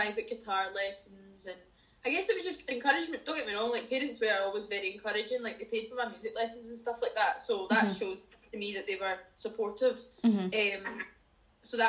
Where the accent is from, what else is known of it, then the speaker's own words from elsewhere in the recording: Dumbarton, Scotland, United Kingdom; So I grew up in a wee town called Dumbarton, which is just outside Glasgow.